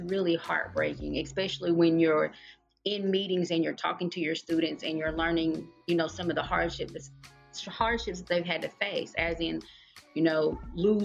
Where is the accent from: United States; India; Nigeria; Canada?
United States; Tennessee; moved away as an adult; now in Georgia, United States; I am actually born and raised in Tennessee. I've lived in Georgia for 12 years